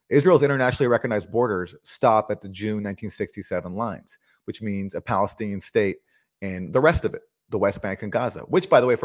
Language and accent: English; Canada; Max is from the U.S. I'm from Canada.